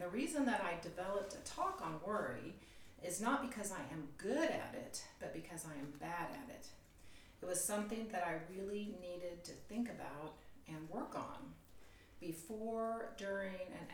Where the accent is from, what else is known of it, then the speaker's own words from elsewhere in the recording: the South, United States; now in Huntington Beach, United States; I was raised in the South